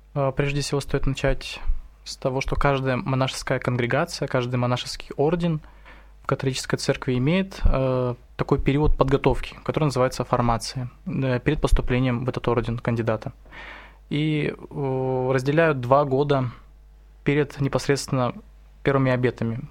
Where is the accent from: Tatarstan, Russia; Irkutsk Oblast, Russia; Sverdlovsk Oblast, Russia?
Irkutsk Oblast, Russia; Irkutsk; я из Иркутска